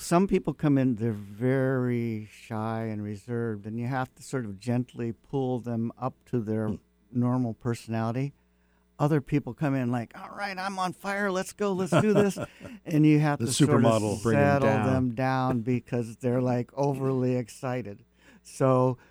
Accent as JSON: {"language": "English", "town": "Seattle", "region": "Washington", "country": "United States", "tie": "born or raised there", "said": "Mostly in North Seattle, Shoreline District"}